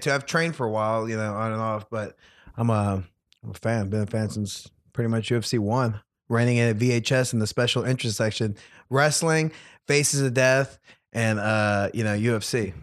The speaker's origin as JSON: {"language": "English", "region": "Louisiana", "country": "United States", "tie": "born or raised there", "said": "I lived, I grew up in Louisiana"}